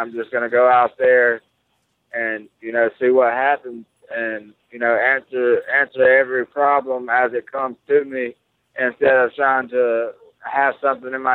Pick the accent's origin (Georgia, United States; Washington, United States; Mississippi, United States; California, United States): Mississippi, United States; My whole entire family's going to be there.